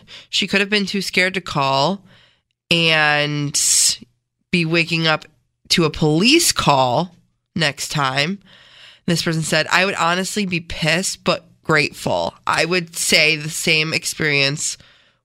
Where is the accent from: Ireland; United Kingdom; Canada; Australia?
Canada; now in Rochester, United States; I grew up in Canada.